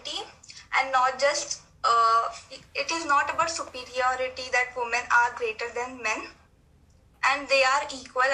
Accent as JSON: {"language": "English", "country": "India", "said": "I'm from India"}